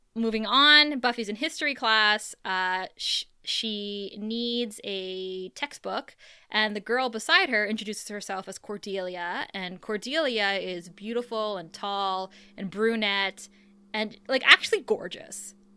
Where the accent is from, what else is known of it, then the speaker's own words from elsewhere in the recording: Thunder Bay, Ontario, Canada; moved away; growing up in Thunder Bay, like, there was probably only one Starbucks while we grew up